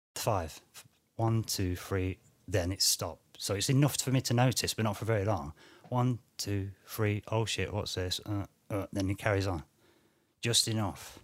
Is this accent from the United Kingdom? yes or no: yes; United Kingdom; I'm British